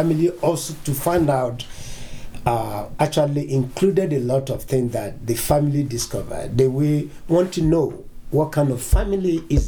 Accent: Nigeria; now in United States; Originally, I'm from Nigeria.

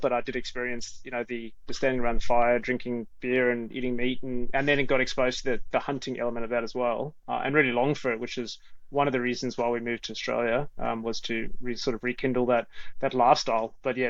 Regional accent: South Africa; moved away as an adult; also born or lived in United Kingdom; for me, being South African, I can fully resonate with your the Wild South, standing around the barbecue, having, you know, eating meat and drinking beer. I then lived in the UK for 12 years

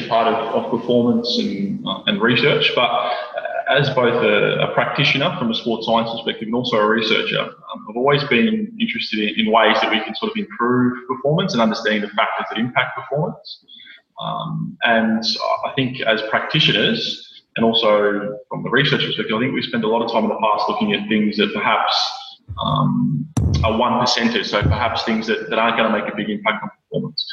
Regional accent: Melbourne, Victoria, Australia; moved away as an adult; now in Brisbane, Australia; growing up in Melbourne, I was born into a Collingwood family

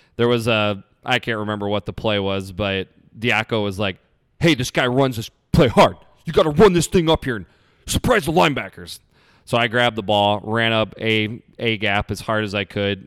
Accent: Iowa, United States; I'm from Iowa

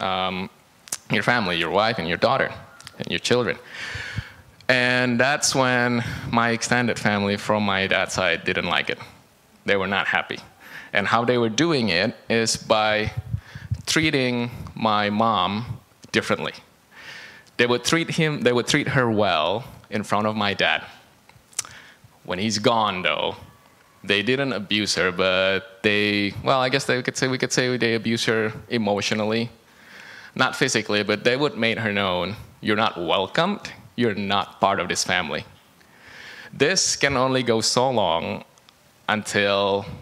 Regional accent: Indonesia; moved away as an adult; also born or lived in Beijing, China; now in Canada; I grew up in Indonesia. I was in Indonesia until I was 18

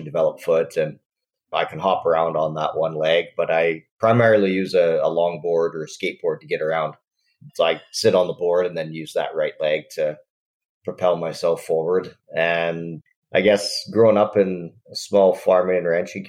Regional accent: Nanton, Alberta, Canada; I'm from Western Canada. Southern Alberta is where I grew up, a little farming and ranching community called Nanton, which is about an hour south of Calgary.

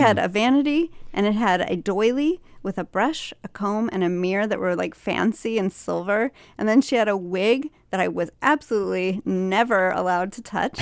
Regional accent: Liberty, Missouri, United States; I went to a small college in my hometown called William Jewell College

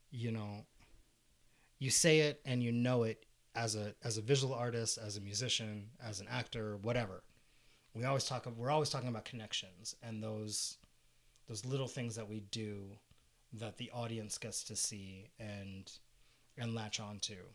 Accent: Fountain Hills, Arizona, United States; we're both from Fountain Hills, so we got to work with that that particular group who brought me in as a singer

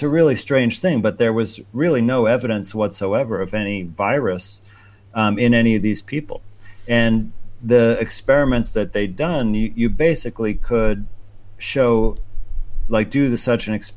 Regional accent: New York, United States; my home state of New York

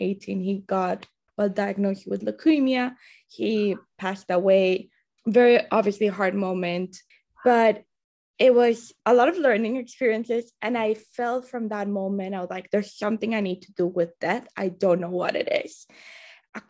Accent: Colombia; moved away; I was raised in Colombia

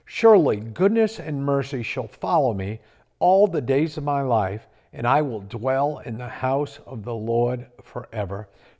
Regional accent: Connecticut, United States; now in South Carolina, United States; raised in Connecticut.

